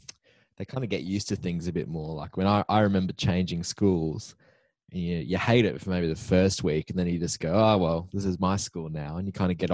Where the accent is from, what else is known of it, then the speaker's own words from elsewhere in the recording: Queensland, Australia; so I'm a Queenslander